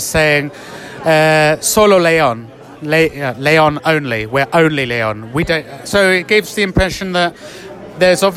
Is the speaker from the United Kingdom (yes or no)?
yes; Oxford, South East England, United Kingdom; now in Madrid, Spain; where I'm from, Oxford, and it is kind of on a much smaller scale, but you know, I'm from Oxford